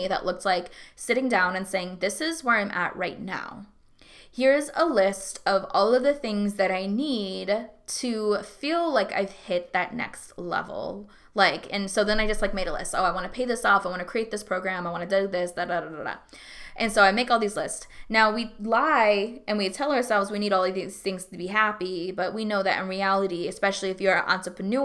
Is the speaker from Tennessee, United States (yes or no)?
no; Alaska, United States; moved away as an adult; also born or lived in San Antonio, Texas / Hawaii / Atlanta, Georgia; now in Texas, United States; I grew up in Alaska. I was in San Antonio when I was really young.